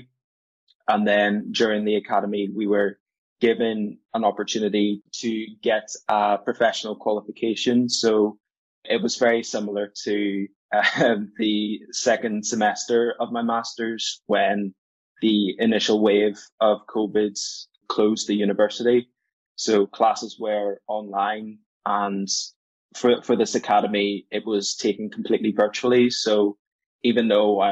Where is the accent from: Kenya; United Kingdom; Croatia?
United Kingdom; Belfast, Northern Ireland; I'm from Belfast.